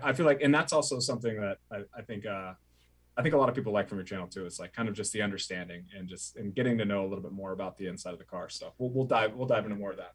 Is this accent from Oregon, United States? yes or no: yes; Oregon, United States; I grew up in Oregon